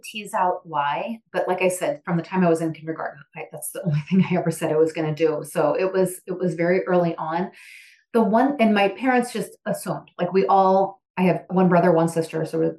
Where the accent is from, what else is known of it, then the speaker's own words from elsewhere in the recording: outside of St. Louis, Missouri, United States; My family is from Missouri. I grew up outside of St. Louis.